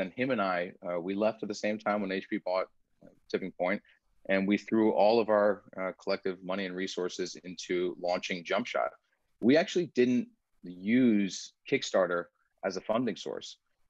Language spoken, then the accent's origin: English; United States; first language Persian; English is a second language; I am first generation American.